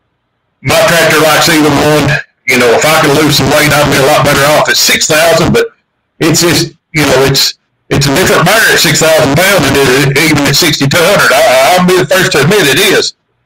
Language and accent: English; Pulaski County, Kentucky, United States; I'm from Pulaski County, Kentucky.